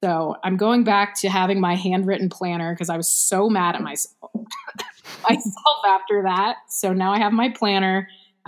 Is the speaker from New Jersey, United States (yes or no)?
no; Houston, Texas, United States; I'm from South Houston, and Challenge was all the way on the north side